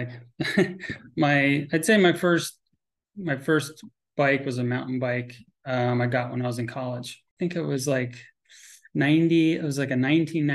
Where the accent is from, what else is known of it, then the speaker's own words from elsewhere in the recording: Connecticut, United States; also born or lived in Vermont; I grew up in Connecticut.